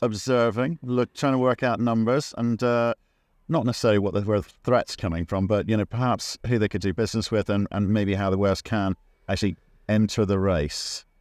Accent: Northern Ireland, United Kingdom; It's my home country.

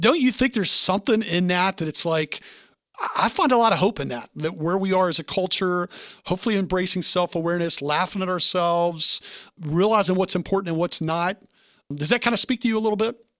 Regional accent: the South, United States; I'm from the South

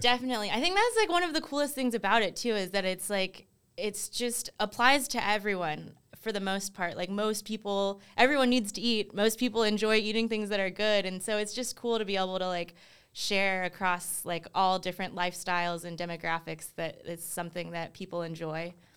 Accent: Durham, North Carolina, United States; also born or lived in South Korea / California; I was only three and a half months old when my parents uh, brought me to Durham. and that's where I spent like the majority of my life

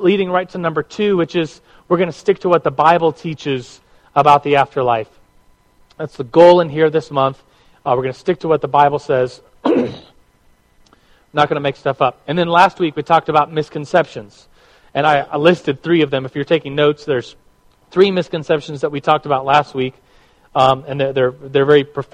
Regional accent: United States; we as American Christians

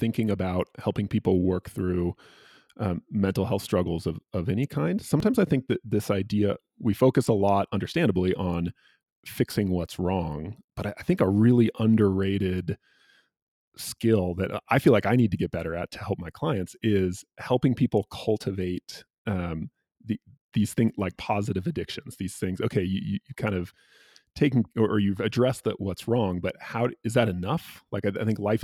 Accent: California, United States; I'm from California

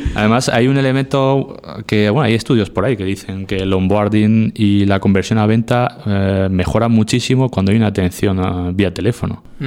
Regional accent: Region of Murcia, Spain; moved away; cada vez que vuelvo a, a mi tierra, Murcia

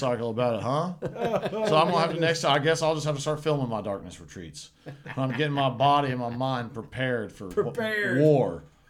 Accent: Tennessee, United States; We're both from Tennessee.

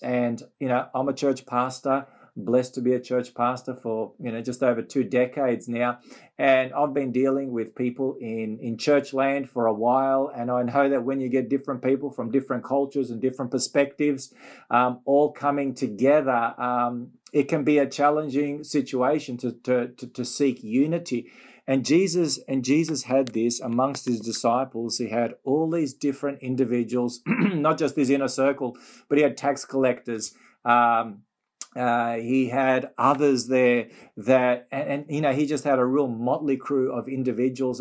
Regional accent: Melbourne, Victoria, Australia; Melbourne, my hometown.

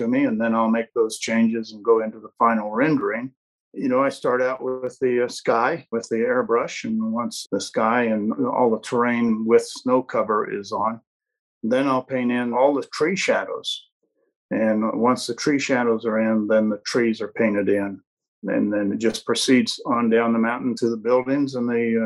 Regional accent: Colorado, United States; I was born in Colorado

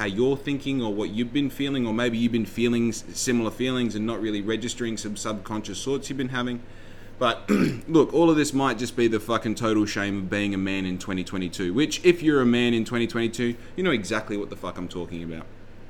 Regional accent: Western Australia, Australia; also born or lived in Victoria; We traveled in a caravan, living in dongas, living in caravan parks and different houses and all the rest. We traveled all over the state of WA

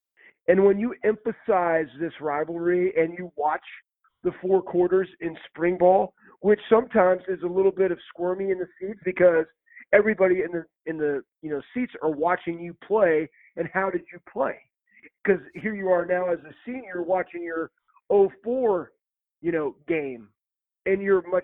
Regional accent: Texas, United States; moved away; I grew up in Texas

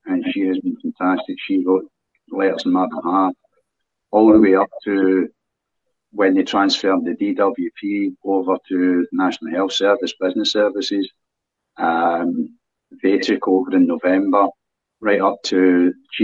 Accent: Scotland, United Kingdom; I'm a Scottish citizen

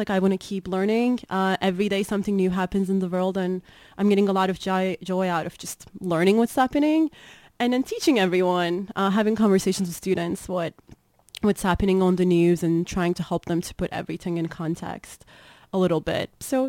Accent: Turkey; English is a second language; now in Northfield, United States; Well, I was born and raised in Turkey. A lot of interesting stuff are happening in Turkey when it comes to politics.

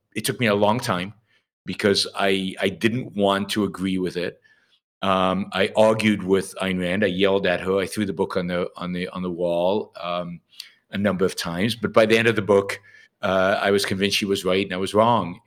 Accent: Israel; I was sixteen, uh, I was living in Israel. I grew up in Israel.

